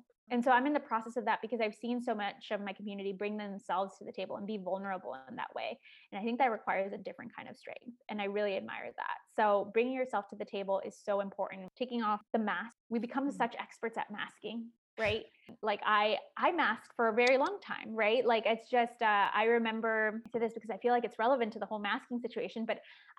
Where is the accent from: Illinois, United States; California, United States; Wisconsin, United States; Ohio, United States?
Illinois, United States; Chicago; I talked about growing up in Chicago and how it was like tough at times.